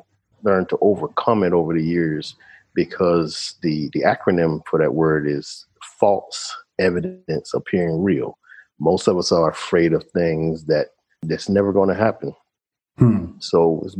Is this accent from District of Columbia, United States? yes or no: yes; Washington, District of Columbia, United States; moved away as an adult; now in Panama; we grew up in Washington, D.C., graduated high school